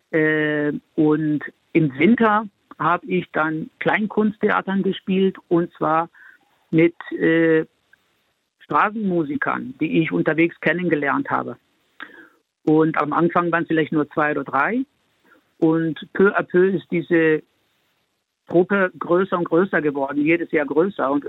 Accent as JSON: {"language": "German", "country": "Spain", "tie": "born there", "said": "Ich bin ja in Spanien geboren, ich bin äh, in, in ganz Europa unterwegs gewesen"}